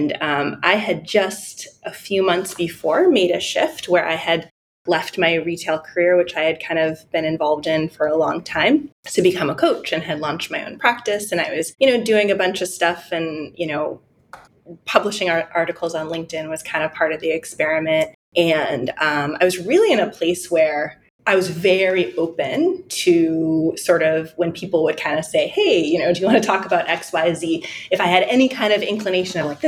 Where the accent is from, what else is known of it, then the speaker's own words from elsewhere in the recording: Detroit, Michigan, United States; I was born in Detroit, Michigan